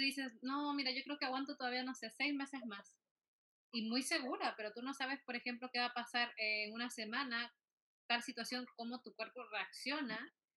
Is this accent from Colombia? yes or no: no; Peru; moved away; salí también de Perú